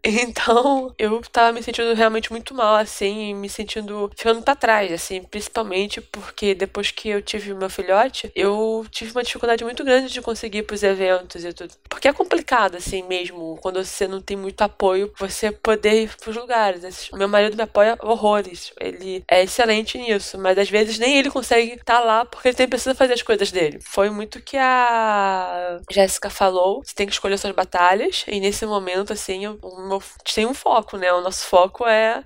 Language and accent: Portuguese; Rio de Janeiro, Brazil; eu sou aqui do Rio